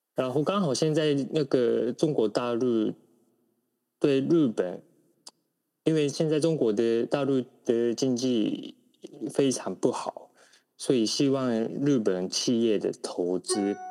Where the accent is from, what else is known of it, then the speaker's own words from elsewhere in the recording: Taiwan; 我们台湾人知道他在台湾的政坛里面已经没有什么影响力